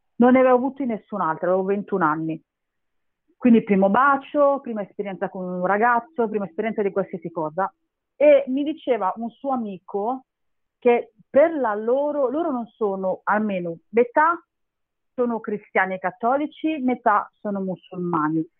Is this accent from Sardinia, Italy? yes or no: no; Castellammare di Stabia, Campania, Italy; now in Milan, Italy